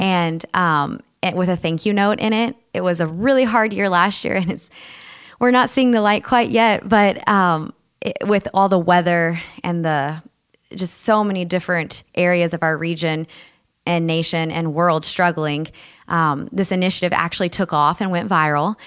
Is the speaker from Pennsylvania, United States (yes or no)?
no; South Texas, United States; moved away as an adult; now in Sioux Falls, United States; I'm from South Texas